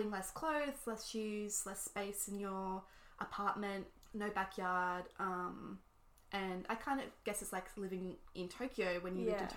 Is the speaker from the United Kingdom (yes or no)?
no; Australia; moved away as an adult; also born or lived in New York City; being Australian